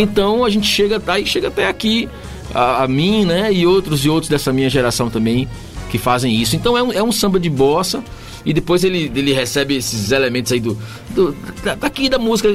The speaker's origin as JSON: {"language": "Portuguese", "town": "Gandu", "region": "Bahia", "country": "Brazil", "tie": "born or raised there", "also_born_or_lived": "São Paulo", "moved": "yes", "said": "eu nasci lá no sul da Bahia, lá na Mata"}